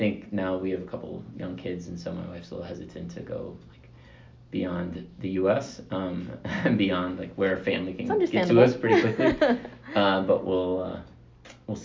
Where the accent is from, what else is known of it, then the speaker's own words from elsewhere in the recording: Atlanta, Georgia, United States; moved away as an adult; I grew up in Atlanta, so I lived in Atlanta until I was, five years ago.